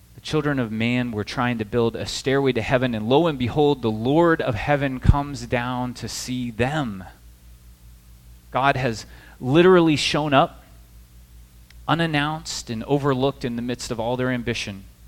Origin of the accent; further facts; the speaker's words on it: Midwest, United States; also born or lived in the South; now in New Jersey, United States; I'm from the Midwest originally